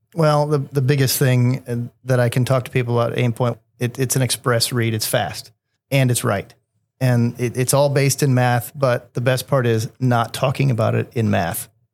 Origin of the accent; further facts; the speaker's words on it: Columbus, Indiana, United States; From Columbus, Indiana, a small town about a half hour south